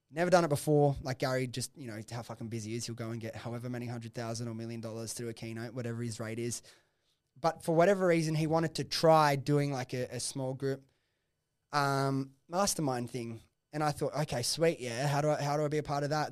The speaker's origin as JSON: {"language": "English", "town": "Sydney", "region": "New South Wales", "country": "Australia", "tie": "born or raised there", "said": "I grew up in Preston's, like, the office was, like, five minutes from my house"}